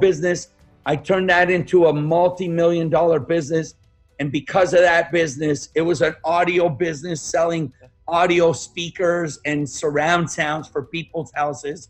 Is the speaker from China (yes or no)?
no; Montreal, Quebec, Canada; English is a second language; moved away as an adult; also born or lived in Yugoslavia / Toronto, Canada; now in United States; I grew up in Montreal, Canada, in a very, very poor area called Point St. Charles